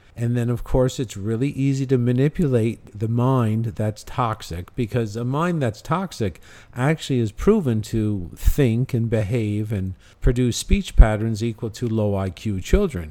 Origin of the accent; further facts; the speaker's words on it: Canada; moved away; I've lived there for fifty-one years I've lived in Canada